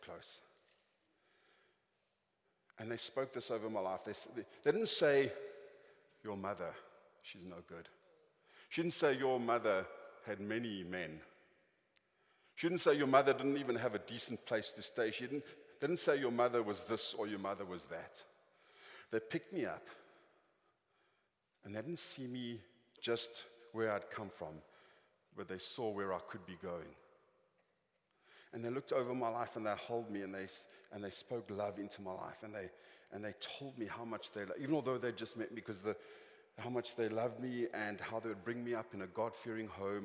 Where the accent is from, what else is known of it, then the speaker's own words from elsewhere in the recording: Johannesburg, Gauteng, South Africa; I was born in Johannesburg